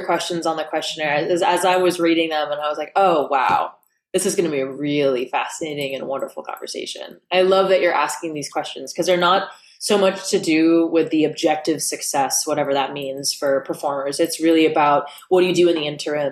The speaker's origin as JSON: {"language": "English", "region": "New York", "country": "United States", "tie": "born or raised there", "also_born_or_lived": "Los Angeles", "said": "I grew up in New York, but my dad ended up getting a job"}